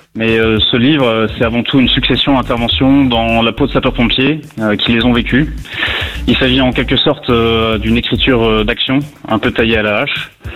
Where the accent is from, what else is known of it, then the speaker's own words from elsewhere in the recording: Lorraine, Grand Est, France; also born or lived in Brittany; now in Paris, France; Je suis né en Lorraine, euh, malgré le fait que mes attaches sont, familiales sont bretonnes